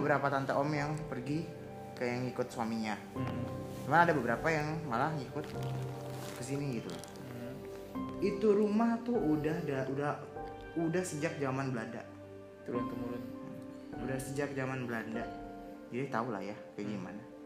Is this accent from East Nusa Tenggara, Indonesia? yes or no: no; Betawi, Jakarta, Indonesia; keluarga Betawi itu kan gue dari Betawi